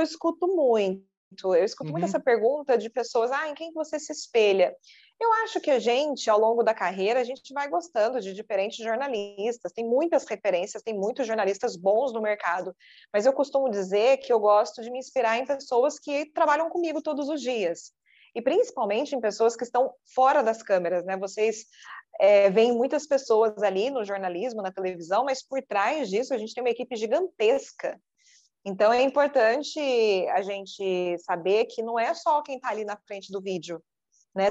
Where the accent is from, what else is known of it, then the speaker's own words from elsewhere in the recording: Poços de Caldas, Minas Gerais, Brazil; moved away as an adult; also born or lived in Campinas; Eu sou de Poços de Caldas, Minas Gerais